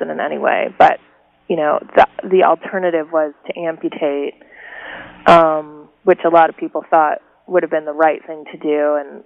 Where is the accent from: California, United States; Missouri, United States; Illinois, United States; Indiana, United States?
Illinois, United States; Oak Park; moved away as an adult; also born or lived in Missoula, Montana; now in Portland, Oregon, United States; we all grew up in River Forest and Oak Park